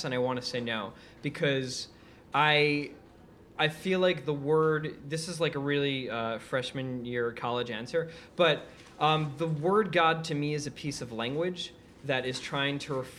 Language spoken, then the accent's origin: English; New York City, New York, United States; also born or lived in Israel; I grew up in Queens, New York.